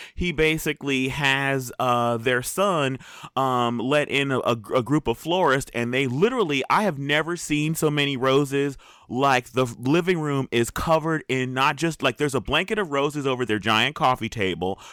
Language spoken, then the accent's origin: English; Southern California, United States; I am from Southern California, born and raised.